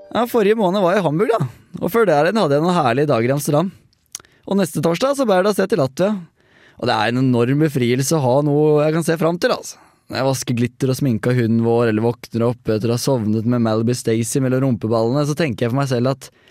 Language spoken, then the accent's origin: Norwegian; Hønefoss, Buskerud, Norway; som jeg har vokst opp med på Hønefossen